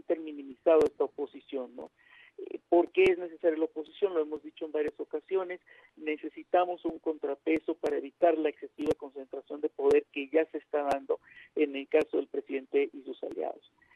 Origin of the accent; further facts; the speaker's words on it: Mexico; Como decimos los mexicanos